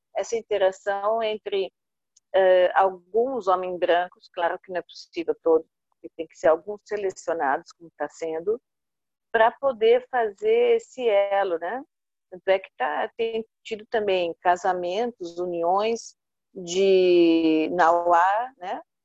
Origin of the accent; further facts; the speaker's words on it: Brazil; also born or lived in Italy; a gente, como brasileiro, né? Eu sou meio brasileira, meio italiana